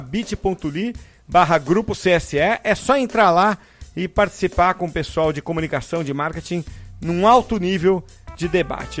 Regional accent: São Vicente, São Paulo, Brazil; quando eu era criança, lá em São Vicente. Eu falo Santos para arredondar, mas era São Vicente

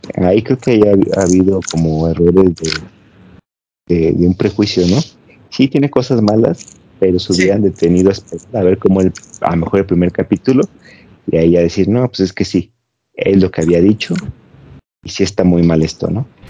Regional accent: Mexico

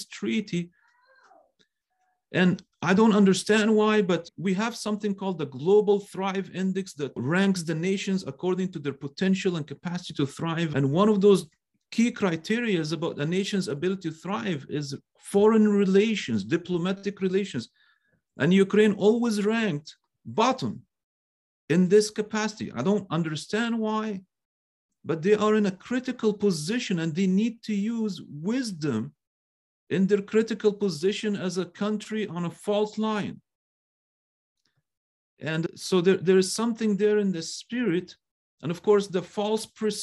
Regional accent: Cairo, Cairo Governorate, Egypt; moved away; I am Egyptian by birth. I'm a Coptic Egyptian. That's where I was born and I grew up.

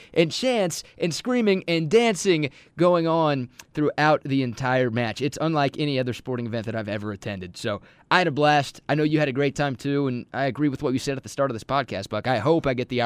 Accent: Dallas, Texas, United States; now in Austin, United States; growing up in Dallas

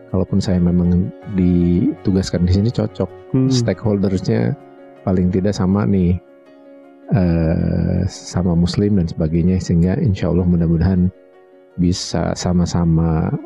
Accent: Bandung, West Java, Indonesia; Saya lahir di Bandung

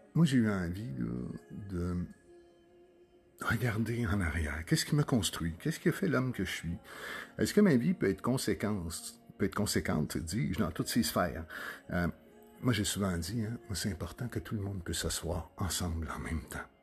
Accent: Sorel-Tracy, Quebec, Canada; je suis né de Sorel-Tracy.

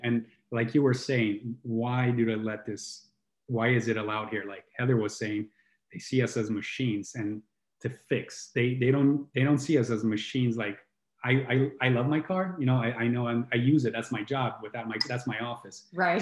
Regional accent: Italy; I grew up in Italy

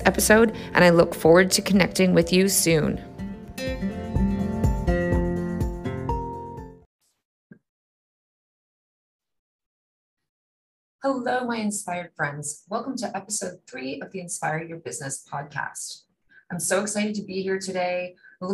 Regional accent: Bermuda; I was born and raised in Bermuda

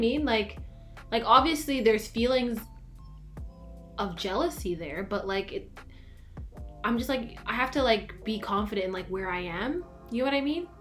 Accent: Canada; I'm from Canada

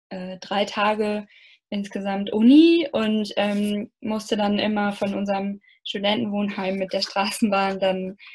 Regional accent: Germany; Und man wird eben auch sehr nett aufgenommen, auch als Deutsche, was ja auch nicht selbstverständlich ist aufgrund der Geschichte.

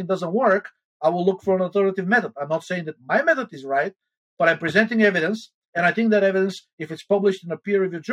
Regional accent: Bulgaria; moved away; I'm originally from Bulgaria

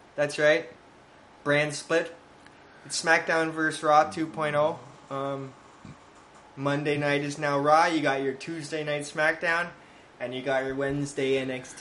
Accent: St. Catharines, Ontario, Canada; the WWE will come to my hometown

